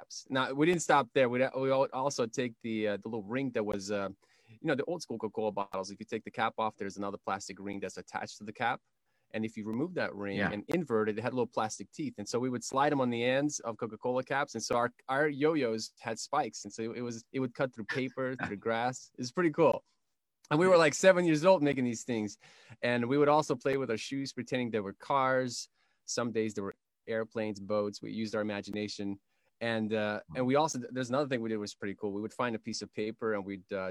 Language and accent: English; Kyiv, Ukraine; I come from Kiev, Ukraine